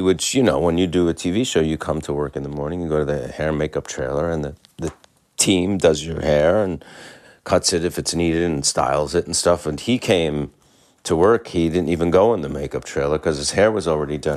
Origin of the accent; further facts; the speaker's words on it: New York, United States; as a New Yorker